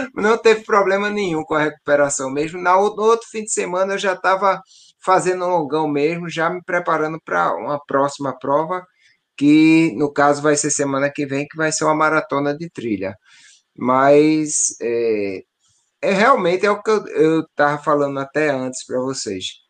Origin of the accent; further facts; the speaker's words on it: Northeast Region, Brazil; sou nordestino